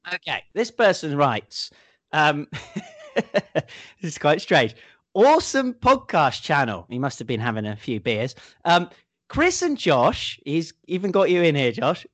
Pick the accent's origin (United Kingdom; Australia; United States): United Kingdom; England; moved away; If it could only be like this every year in England, I might just never have left.